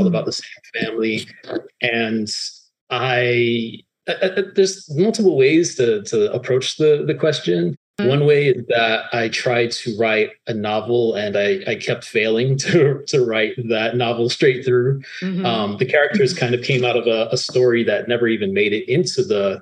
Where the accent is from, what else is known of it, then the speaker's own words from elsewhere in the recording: Miami, Florida, United States; growing up in Miami, where, you know, it's truly a city of immigrants